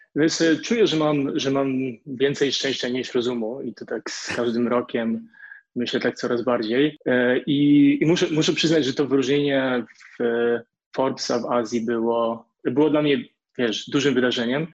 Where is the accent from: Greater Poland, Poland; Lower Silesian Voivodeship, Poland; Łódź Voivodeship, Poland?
Lower Silesian Voivodeship, Poland; Wrocław; moved away as an adult; also born or lived in Warsaw / Shanghai / Hong Kong; now in Singapore; jestem z Wrocławia, przeprowadziłem się do Warszawy